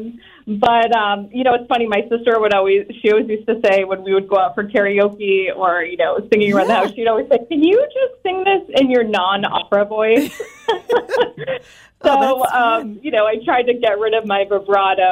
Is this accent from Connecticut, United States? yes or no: yes; Burlington, Connecticut, United States; I grew up in Burlington, Connecticut, very small town, rural area, just outside of Hartford.